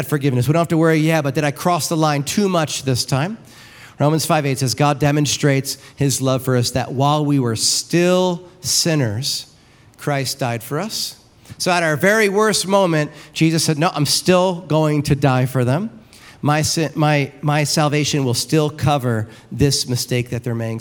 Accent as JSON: {"language": "English", "region": "New York", "country": "United States", "moved": "yes", "lives_now": "Wildomar, United States", "said": "I'm from New York"}